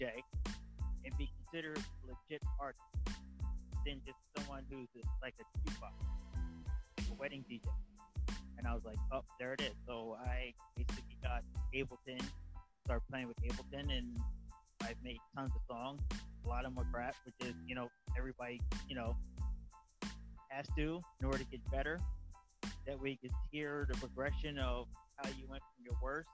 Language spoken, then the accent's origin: English; Southampton, New Jersey, United States; I'm out of Southampton, New Jersey, right outside of Port Dix